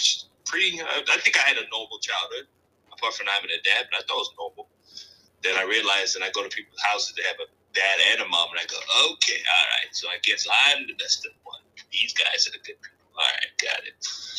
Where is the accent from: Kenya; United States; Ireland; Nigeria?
Nigeria; I'm Nigerian. I'm cool. No, childhood was good. Raised by a single mom, raised four kids.